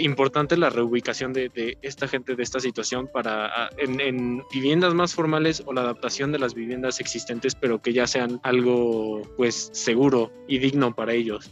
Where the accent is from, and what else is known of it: Mexico